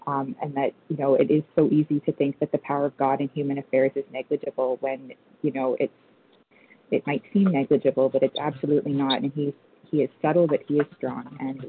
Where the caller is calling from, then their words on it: Toronto, Ontario, Canada; I'm calling from Toronto, Canada.